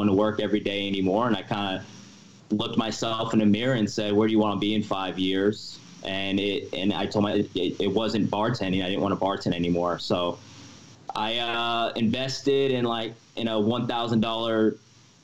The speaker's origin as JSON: {"language": "English", "town": "Seattle", "region": "Washington", "country": "United States", "tie": "born or raised there", "also_born_or_lived": "Wisconsin / Los Angeles", "moved": "as an adult", "lives_now": "Las Vegas, United States", "said": "my family's from Seattle, Washington. That's where I kind of grew up. But when I was 18, I moved to LA to go to film school"}